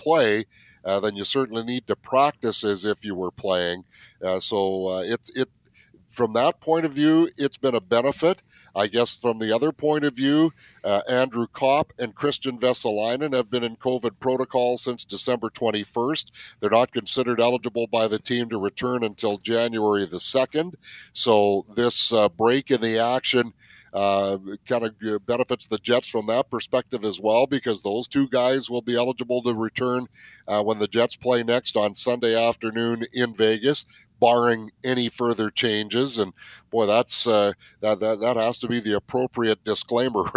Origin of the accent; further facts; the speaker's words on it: West Coast, British Columbia, Canada; now in Manitoba, Canada; I grew up on the West Coast. Manitoba's my home now